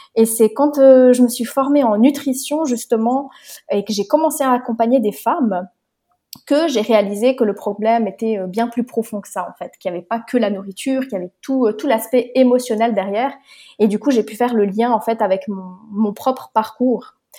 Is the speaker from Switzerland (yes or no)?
yes; Switzerland; moved away as an adult; also born or lived in Romania; je viens de Suisse. Je suis née en Suisse et actuellement, je suis nomade.